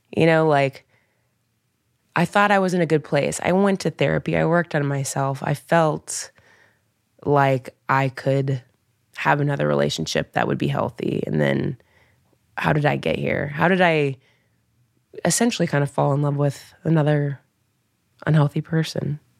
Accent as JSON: {"language": "English", "town": "Dayton", "region": "Ohio", "country": "United States", "tie": "born or raised there", "moved": "yes", "said": "I grew up in Dayton, Ohio"}